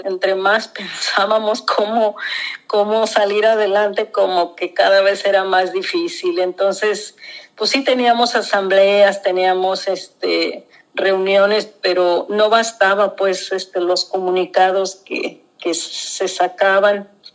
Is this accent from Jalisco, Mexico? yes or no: yes; southern Jalisco, Mexico; Nahua, del sur de Jalisco